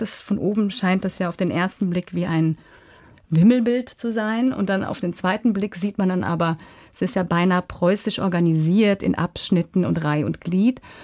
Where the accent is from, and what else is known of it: Germany